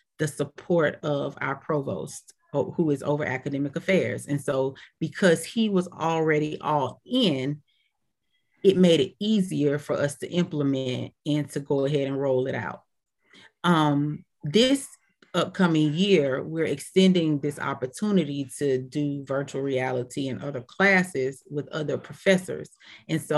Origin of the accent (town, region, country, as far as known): Decatur, Georgia, United States